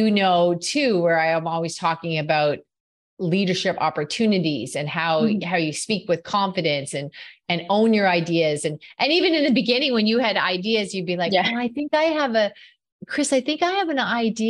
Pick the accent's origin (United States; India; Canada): Canada; in Canada, we're known for being pretty nice too